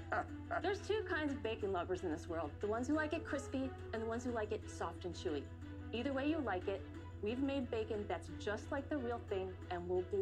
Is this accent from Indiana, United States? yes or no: no; Berkeley, California, United States; We're from Berkeley, California, and we're the co-founders of the Umaro Protein Company.